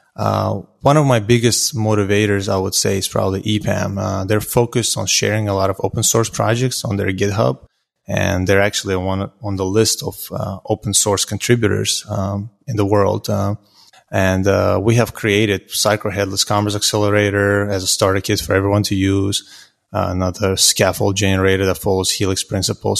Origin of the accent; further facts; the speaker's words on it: Azerbaijan; now in Houston, United States; I'm originally from Azerbaijan, um, but I lived in Houston, Texas now for close to seventeen years.